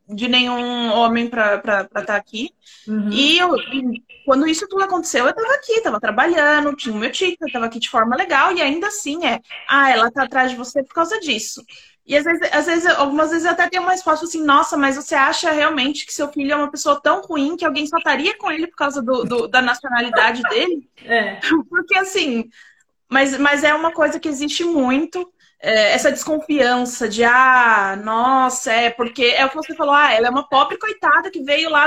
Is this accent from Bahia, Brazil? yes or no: no; São Paulo, Brazil; moved away as an adult; now in France; eu, eu sou de São Paulo